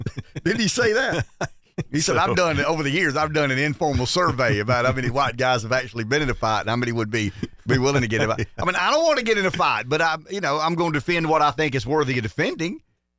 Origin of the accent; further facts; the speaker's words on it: Pamplico, South Carolina, United States; I grew up in Pamplico.